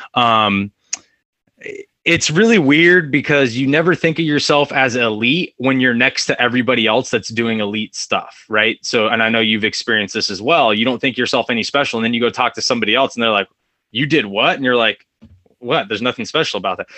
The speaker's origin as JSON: {"language": "English", "town": "Fresno", "region": "California", "country": "United States", "tie": "born or raised there", "also_born_or_lived": "Orange County, California", "said": "I'm from a, a, place called Fresno, California. It's right in the middle of California. I was actually born in Orange County. Um, was there till about two years old, and then uh, went up to Fresno."}